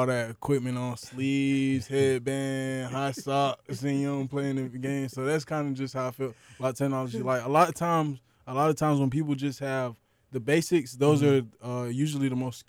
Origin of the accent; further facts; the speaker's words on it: Florida, United States; You know, I'm from Florida, Florida.